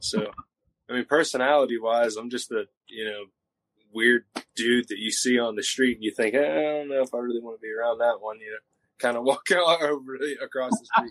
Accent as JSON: {"language": "English", "town": "Jeannette", "region": "Pennsylvania", "country": "United States", "tie": "born or raised there", "said": "my hometown of Jeanette"}